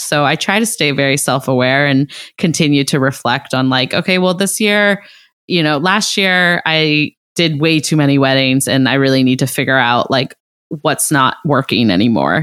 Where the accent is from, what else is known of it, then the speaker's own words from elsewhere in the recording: Ohio, United States; I'm from Ohio